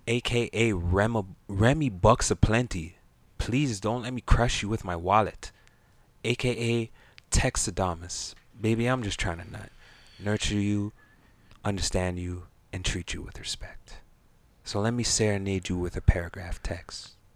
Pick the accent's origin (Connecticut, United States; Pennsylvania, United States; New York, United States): New York, United States; also born or lived in Brooklyn, New York; I was I was born in Harlem. I'm a Harlem nigga. You know, but I moved I moved to Brooklyn